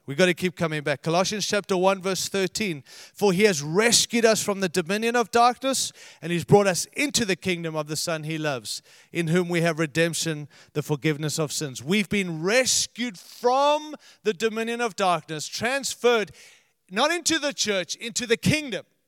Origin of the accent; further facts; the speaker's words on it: United States; we're from America